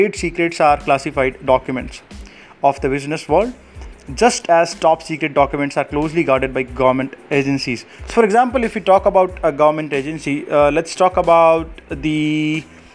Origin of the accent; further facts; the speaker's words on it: Jodhpur, Rajasthan, India; I'm from Jodhpur, Rajasthan